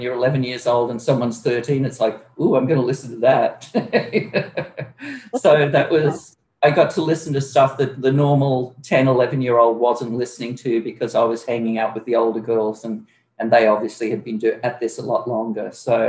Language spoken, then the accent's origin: English; Queensland, Australia; born there; Well, originally I was born in Queensland, but with my mother, I did tons of traveling up and down the East Coast, pretty much nonstop until I was 11 years old.